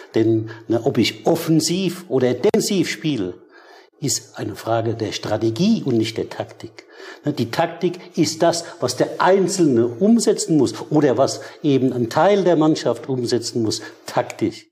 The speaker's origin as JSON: {"language": "German", "country": "Germany", "said": "hier bei uns in Deutschland"}